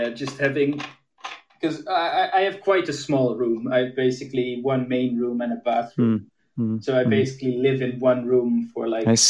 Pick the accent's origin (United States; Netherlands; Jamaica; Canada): Netherlands; Amsterdam, North Holland; first language Dutch; English is a second language; Yeah, I am from Amsterdam, yeah. I'm currently, I have my own apartment near my university out of the city, but I've grown up in Amsterdam.